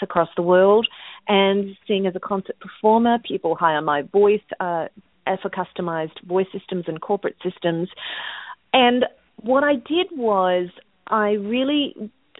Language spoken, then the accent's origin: English; Australia; now in United States; I'm from Australia and living in America